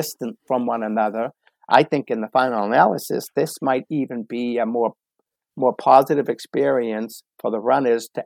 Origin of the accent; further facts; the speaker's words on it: Boston, Massachusetts, United States; growing up in the Boston area, it's a very sports oriented community